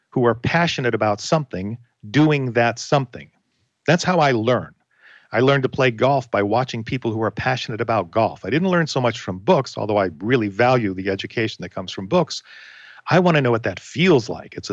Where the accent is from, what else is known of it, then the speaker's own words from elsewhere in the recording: Florida, United States; Where are you from? From Florida. Oh my gosh, my relatives live in Florida.